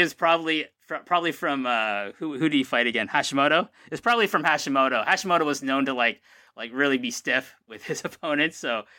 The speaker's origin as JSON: {"language": "English", "country": "Canada", "said": "I am Canadian in every capacity."}